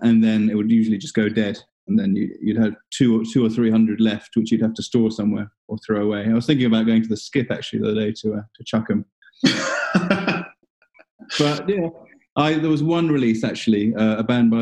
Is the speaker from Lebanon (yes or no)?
no; Singapore; now in London, United Kingdom; I was born in 84 in Singapore. My mum's from there.